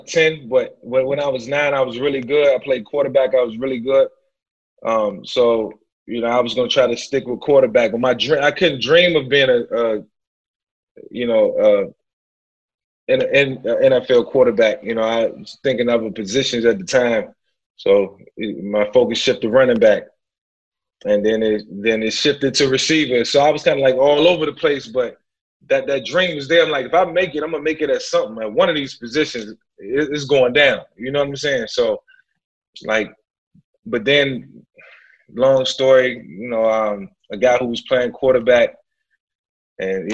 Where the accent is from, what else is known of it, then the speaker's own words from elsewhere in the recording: Newport News, Virginia, United States; I grew up in Newport News